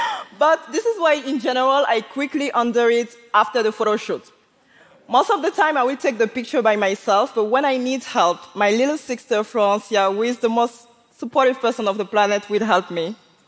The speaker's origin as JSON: {"language": "English", "country": "Côte d’Ivoire", "tie": "born or raised there", "said": "s born and I grew up in Ivory Coast. And like so many other African kids, I used to resent my blackness, including my hair."}